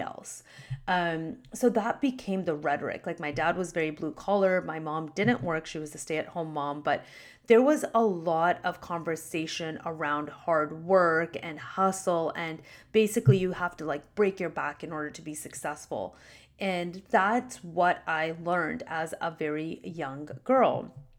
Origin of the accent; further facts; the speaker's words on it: Canada; My parents immigrated to Canada before I was born. They got married here and I was born in Canada